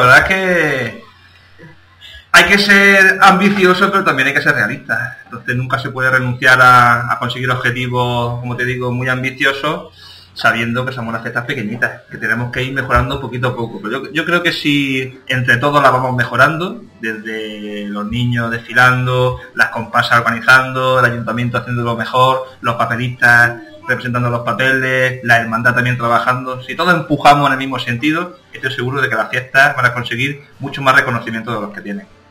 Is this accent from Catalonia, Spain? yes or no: no; Benamaurel, Andalusia, Spain; las fiestas de mi pueblo son muy especiales para mí porque la verdad que desde muy, muy, muy pequeño he sido festero